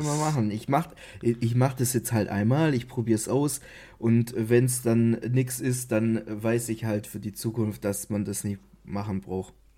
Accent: Baden-Württemberg, Germany; ich als Schwabe

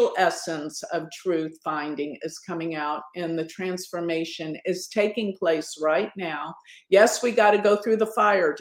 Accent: Dallas, Texas, United States; in my hometown, Dallas

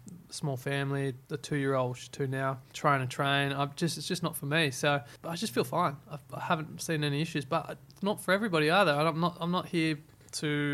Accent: Byron Bay, New South Wales, Australia; I obviously come from I grew up in Byron.

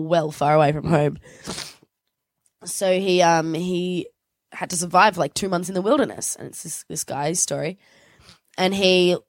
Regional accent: Australia; I am Australian.

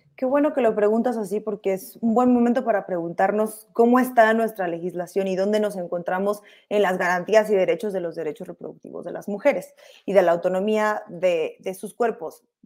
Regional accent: Tijuana, Baja California, Mexico; yo soy de Tijuana

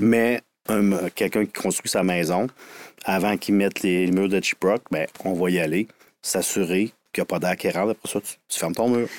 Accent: Quebec City, Quebec, Canada; je viens de Sainte-Foy, l'ancienne ville euh, fusionnée

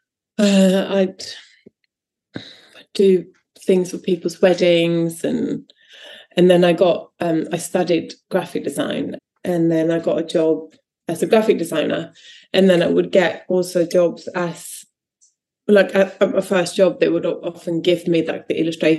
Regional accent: Sweden; now in United Kingdom; I'm from Sweden

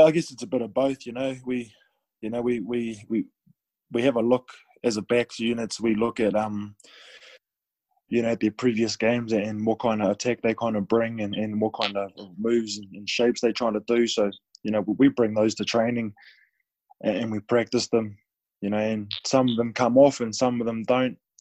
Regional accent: New Zealand; moved away; also born or lived in France; being a New Zealander

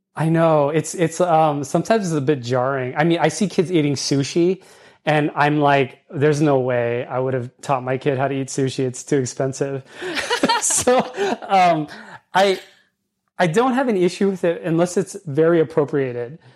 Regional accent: California, United States; accent: California English; I speak California English. I was brought up in California.

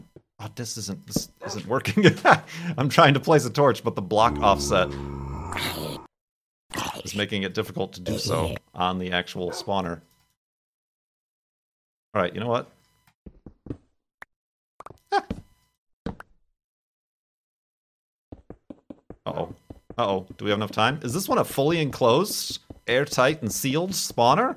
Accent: Illinois, United States; moved away; also born or lived in Arizona; Obviously, I'm from Illinois. As a kid, we visited Iowa.

